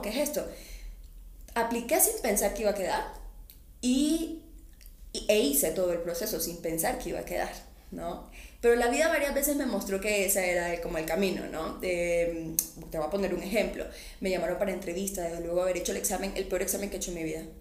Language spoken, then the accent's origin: Spanish; Colombia; accent: mixed Barranquilla/Cartagena; moved away as an adult; also born or lived in Barranquilla / Cartagena; now in Mexico; mi acento siempre en Cartagena me dicen, oye, hablas súper barranquillero. Y en, en, Barranquilla me dicen lo contrario, que hablo muy cartagenero.